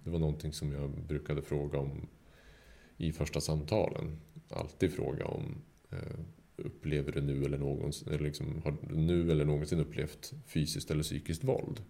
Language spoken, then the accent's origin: Swedish; Sweden; som svensk